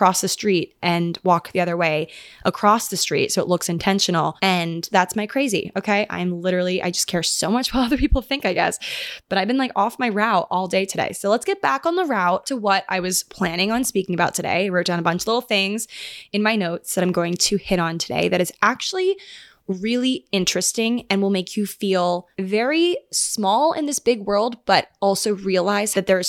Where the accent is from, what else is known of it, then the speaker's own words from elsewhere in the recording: Annapolis, Maryland, United States; born there; they were living together in this couple's upstairs room in downtown Annapolis, where I was born in Maryland.